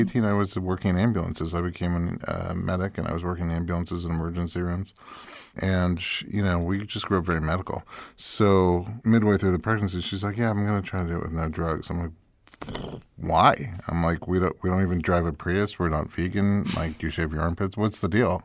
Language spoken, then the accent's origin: English; New York, United States; moved away as an adult; now in Los Angeles, United States; I'm from New York, and when I moved to L